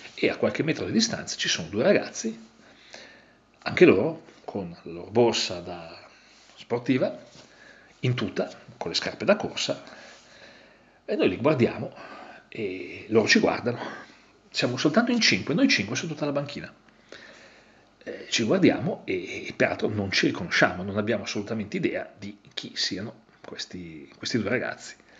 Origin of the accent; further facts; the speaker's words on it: Italy; io vengo, vengo dall'Italia